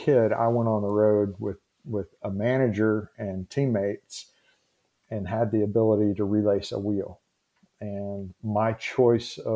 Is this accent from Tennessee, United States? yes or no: yes; Tennessee, United States; I grew up in the Southeast here in Tennessee.